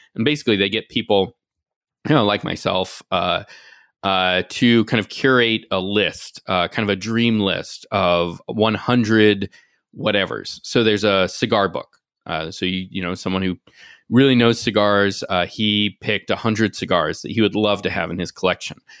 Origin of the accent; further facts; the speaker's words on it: Nashville, Tennessee, United States; moved away; also born or lived in Washington, D.C.; I grew up in Nashville, and even when I moved away, I ended up spending a lot of time back home